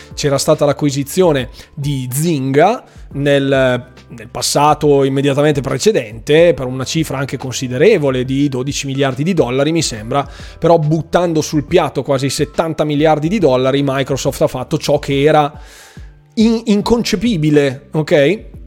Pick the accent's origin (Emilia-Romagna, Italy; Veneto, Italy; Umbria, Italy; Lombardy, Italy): Lombardy, Italy; Bergamo; Bergamo, quindi del mio paese